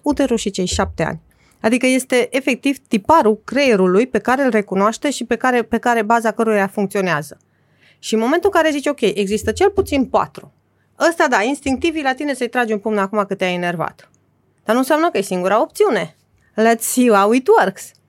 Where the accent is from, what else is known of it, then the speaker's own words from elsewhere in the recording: Transylvania, Romania; m-am născut în Transilvania și în, în mijlocul țării